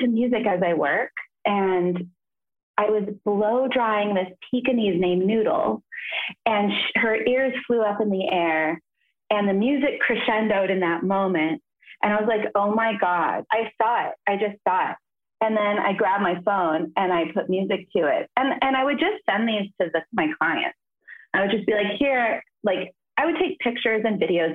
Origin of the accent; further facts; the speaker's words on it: Los Angeles, California, United States; also born or lived in New York; now in Los Angeles, United States; Reseda, where I grew up in the Valley.